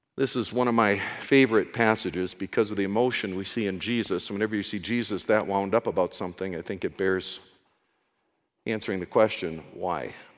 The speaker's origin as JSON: {"language": "English", "country": "United States", "said": "I'm an American"}